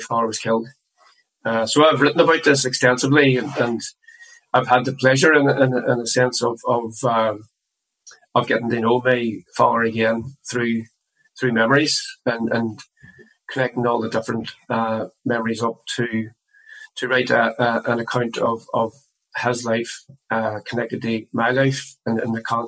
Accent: Derry, Northern Ireland, United Kingdom; born and raised in the Brandywell area, where we were brought up as well

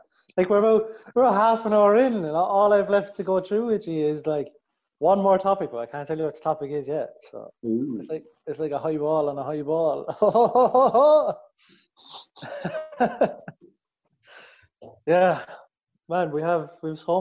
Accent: Ireland; I'm Irish

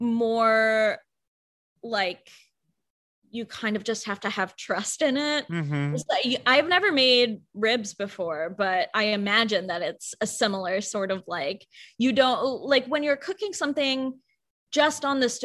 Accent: Kentucky, United States; Kentucky. So then the traditional Kentucky food of, biryani and fish curries. but I grew up eating so much like flavorful

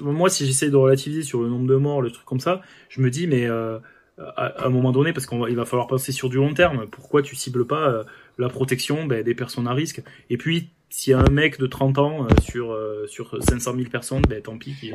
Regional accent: France; on est, on est français quoi, on est têtu

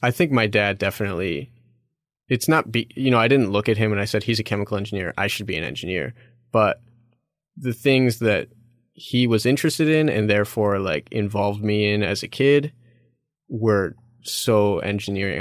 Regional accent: Chicago, Illinois, United States; moved away as an adult; I'm originally from Chicago, so Illinois was close to where I grew up

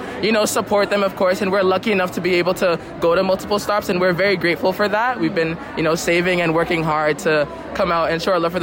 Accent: Toronto, Ontario, Canada; I'm from Toronto, Canada

